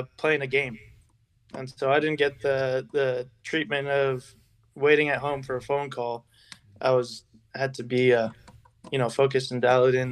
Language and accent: English; Sierra Madre, California, United States; also born or lived in Arcadia, California / Monrovia, California; I was born in Arcadia, California, grew up in Monrovia, California in the earlier years of my childhood, and then finally made my way to Sierra Madre, California